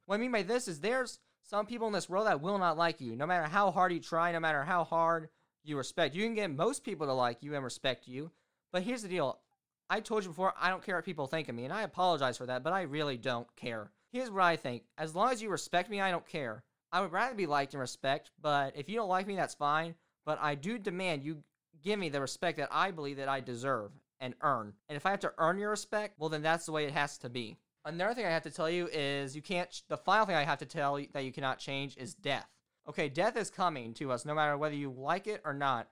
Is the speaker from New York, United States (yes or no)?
no; Indiana, United States; also born or lived in Florida; I'm from Indiana